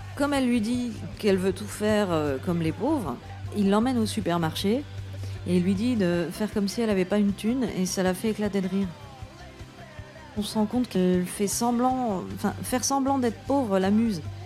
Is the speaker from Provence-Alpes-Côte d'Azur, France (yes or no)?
no; Moselle, Grand Est, France; Je suis née en Moselle